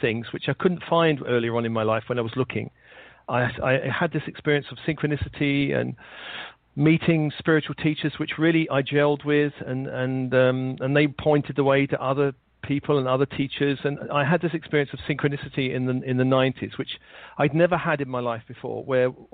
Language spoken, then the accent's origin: English; London, United Kingdom; I was born in London in the late 50s